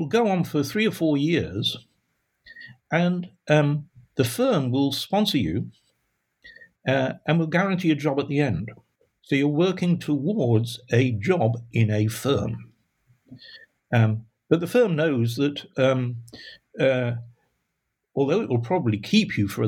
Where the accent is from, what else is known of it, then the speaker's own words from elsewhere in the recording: Sheffield, Yorkshire and the Humber, United Kingdom; moved away as an adult; I grew up in Sheffield